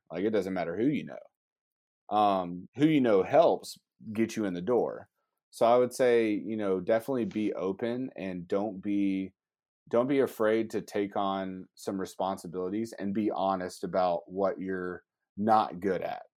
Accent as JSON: {"language": "English", "region": "Georgia", "country": "United States", "said": "I'm a Bulldogs fan 'cause I'm from Georgia."}